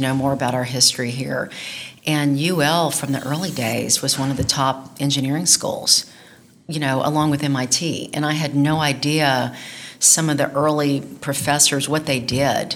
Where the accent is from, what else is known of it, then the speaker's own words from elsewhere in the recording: Baton Rouge, Louisiana, United States; moved away as an adult; now in Lafayette, United States; I was from Baton Rouge, but when I was at LSU